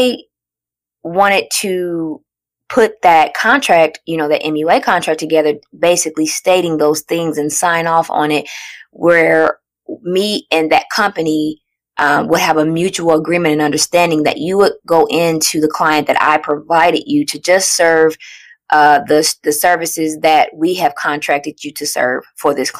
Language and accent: English; Indianapolis, Indiana, United States; I'm from Indiana, Indianapolis to be more specific